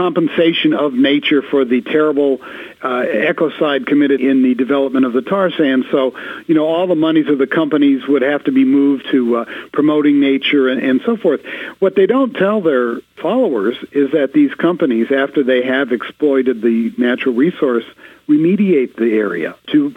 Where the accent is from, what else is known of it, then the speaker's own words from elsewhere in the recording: Los Angeles, California, United States; I'm from Los Angeles